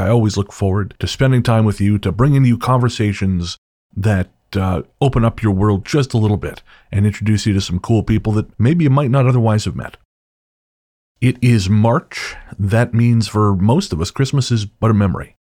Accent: Revelstoke, British Columbia, Canada; moved away; back in Revelstoke, in my hometown

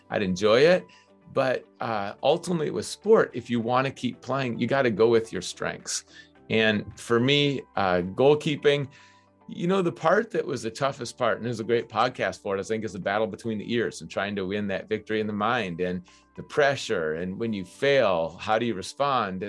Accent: Minnesota, United States; moved away as an adult; also born or lived in New Hampshire; Growing up in Minnesota

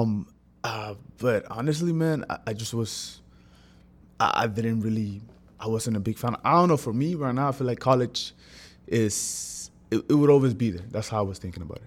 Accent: San Pedro Sula, Cortés, Honduras; moved away; I was born in Honduras. I'm not from here, so I was born in Honduras. I'm San Pedro Sula, to be, to be, to be, to be more exact

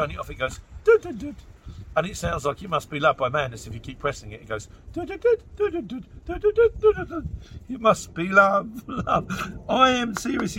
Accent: Luton, East of England, United Kingdom; I'm from Luton

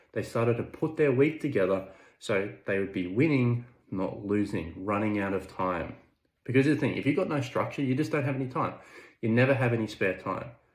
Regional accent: Orange, New South Wales, Australia; I was working in my hometown at Orange, New South Wales

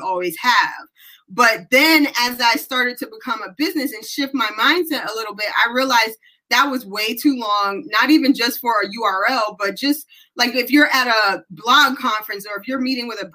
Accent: New York City, New York, United States; moved away as an adult; also born or lived in Hawaii; now in Fayetteville, United States; I was born and raised in the Bronx, so was my husband.

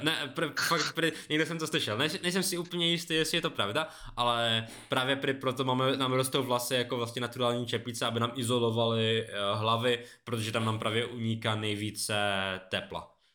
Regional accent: Beskydy, Czechia; U nás na Beskydách

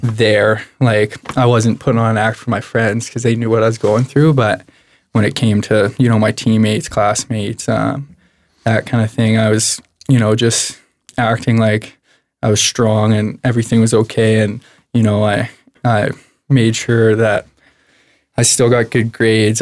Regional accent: Medicine Hat, Alberta, Canada; I was born and raised in Medicine Hat.

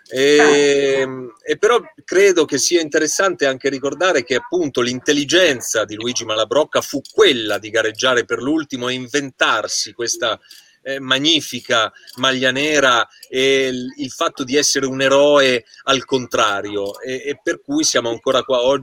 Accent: Certosa di Pavia, Lombardy, Italy; io sono di Certosa di Pavia, che è

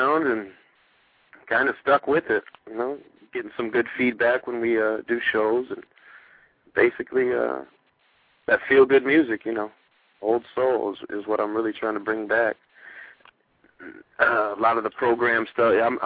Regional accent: Iowa, United States; moved away as an adult; also born or lived in Arizona / Los Angeles / Philadelphia; I grew up born and raised in Iowa.

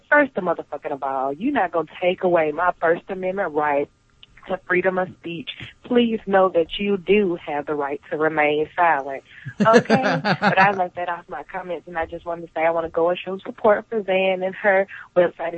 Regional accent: Birmingham, Alabama, United States; my hometown, Birmingham

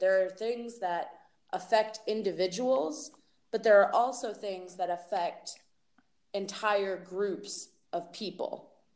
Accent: Massachusetts, United States; moved away as an adult; now in Portland, Oregon, United States; I was born and raised in Massachusetts

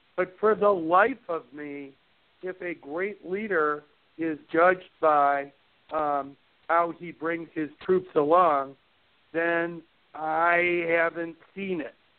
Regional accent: Chicago, Illinois, United States; I grew up in Chicago

